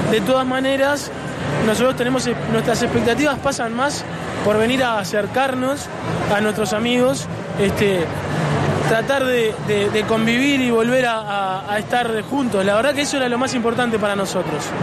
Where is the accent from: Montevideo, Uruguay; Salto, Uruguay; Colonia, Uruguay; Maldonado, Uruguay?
Colonia, Uruguay; Los colonienses somos un poco argentinos